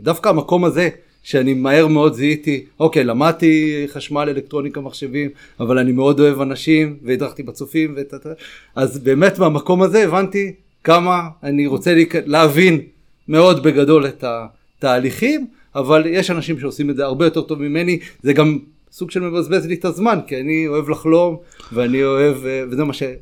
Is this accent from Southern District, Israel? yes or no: yes; Ashkelon, Southern District, Israel; גדלתי באשקלון